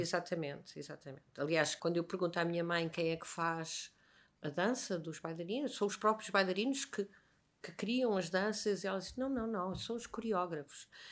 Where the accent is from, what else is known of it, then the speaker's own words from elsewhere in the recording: Lisbon, Portugal; also born or lived in Viana do Castelo; A primeira memória que eu tenho, isso de certeza, é já em Lisboa